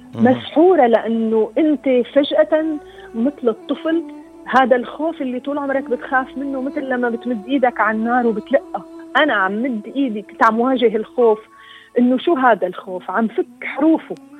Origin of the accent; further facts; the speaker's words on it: Syria; واجبي كسوريه